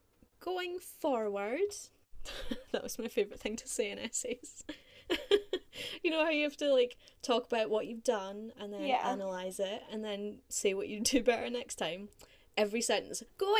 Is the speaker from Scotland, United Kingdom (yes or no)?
yes; Scotland, United Kingdom; moved away as an adult; also born or lived in Carlisle; I'm Scottish.